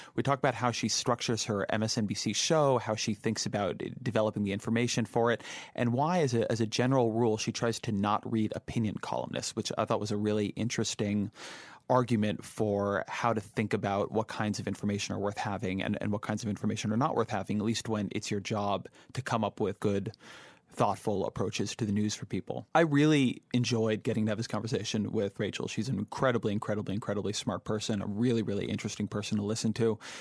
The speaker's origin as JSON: {"language": "English", "town": "Irvine", "region": "California", "country": "United States", "tie": "born or raised there", "said": "I'm from Irvine"}